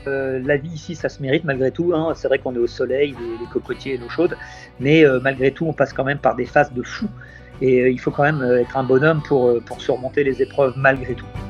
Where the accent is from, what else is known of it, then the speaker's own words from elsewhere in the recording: Tours, Centre-Val de Loire, France; now in Saint-Martin; je suis né en Indre-et-Loire, sur le North Shore de Tours